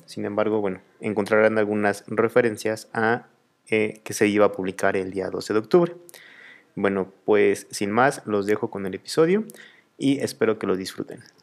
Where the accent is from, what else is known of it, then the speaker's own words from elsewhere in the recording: Mexico; aquí en México